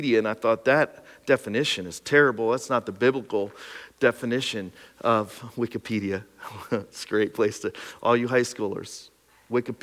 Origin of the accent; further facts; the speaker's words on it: Pine Grove, Pennsylvania, United States; my hometown of Pine Grove